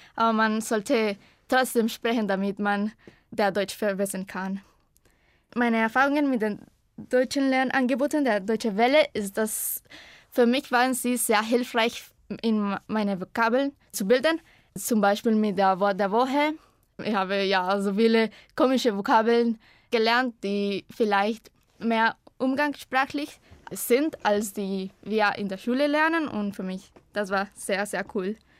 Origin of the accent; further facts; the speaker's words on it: Costa Rica; German is a second language; ich komme aus Costa Rica und ich bin 2001 geboren